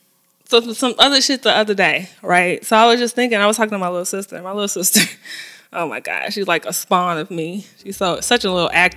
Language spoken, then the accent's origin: English; Chicago, Illinois, United States; I'm repping the Shy